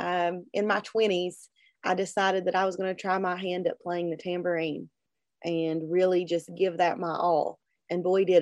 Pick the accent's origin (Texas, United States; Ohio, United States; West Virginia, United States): West Virginia, United States; Logan; I was in Logan, my hometown, Logan County, West Virginia